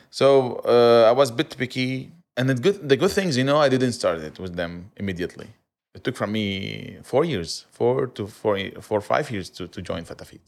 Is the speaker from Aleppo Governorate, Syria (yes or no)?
yes; Aleppo, Aleppo Governorate, Syria; also born or lived in Kuwait; now in Dubai, United Arab Emirates; I'm from Aleppo.